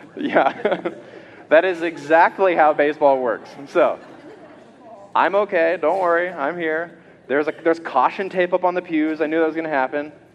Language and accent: English; Georgia, United States; I'm a kid growing up in Georgia in the South